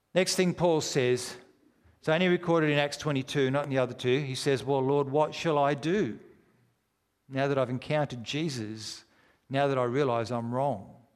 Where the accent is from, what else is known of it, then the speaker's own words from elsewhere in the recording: Australia; We're strangers from Australia